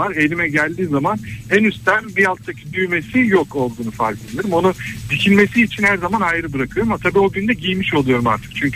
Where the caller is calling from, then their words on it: Istanbul, Turkey; … ben İstanbul'dan.